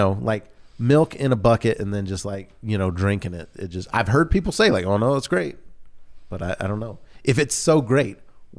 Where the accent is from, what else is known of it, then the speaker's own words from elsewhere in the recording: the South, United States; I grew up in the South, and when we moved to, I don't remember if it was Georgia or in Louisiana, but there was a Mayfield Dairy Company.